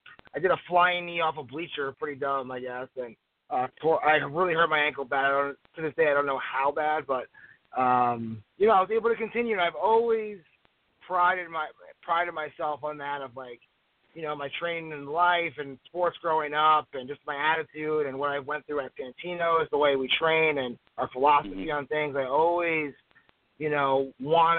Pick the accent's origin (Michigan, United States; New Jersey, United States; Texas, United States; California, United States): New Jersey, United States; moved away as an adult; when I was younger, I grew up in New Jersey